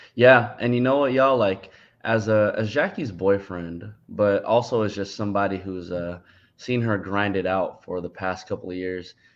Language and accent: English; San Francisco, California, United States; also born or lived in Daly City; I'm from San Francisco, but my parents' current house is in Daly City